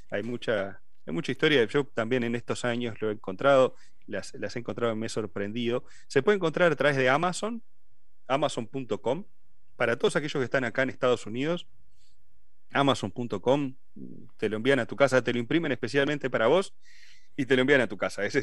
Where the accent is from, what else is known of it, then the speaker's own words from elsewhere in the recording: Uruguay; moved away; En ese tiempo somos todos de Uruguay.